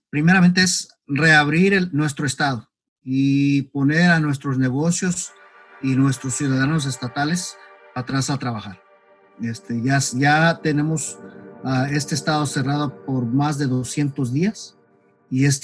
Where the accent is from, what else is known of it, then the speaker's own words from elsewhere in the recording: McAllen, Texas, United States; now in North Carolina, United States; soy ah, americano de primera generación. Este, yo estoy nacido y criado en la ciudad de McAllen, en el estado de Texas.